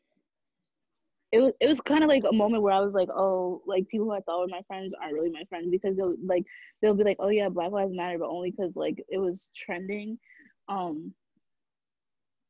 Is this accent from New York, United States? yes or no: yes; New York City, New York, United States; I'm from the Bronx